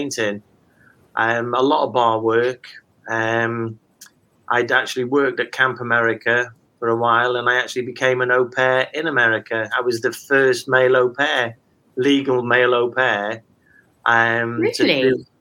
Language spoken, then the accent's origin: English; Wales, United Kingdom; also born or lived in Hartlepool; I moved to Wales at a very early age with my parents, and then attended local schools